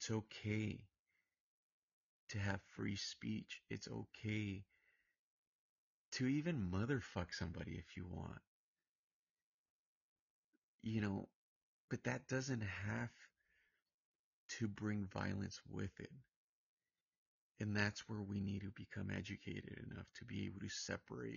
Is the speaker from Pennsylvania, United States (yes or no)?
no; Santa Ana, California, United States; now in Palm Springs, United States; I'm from Orange County. I'm from Santa Ana